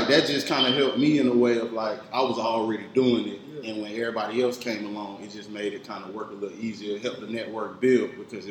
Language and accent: English; Atlanta, Georgia, United States; born or raised there; also born or lived in Augusta, Georgia